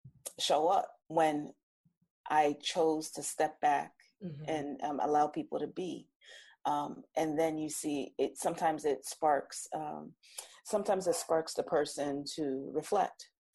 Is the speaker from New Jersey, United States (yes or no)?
yes; New Jersey, United States; My accent changes. I'm from South Jersey. I'm very Jersey, you know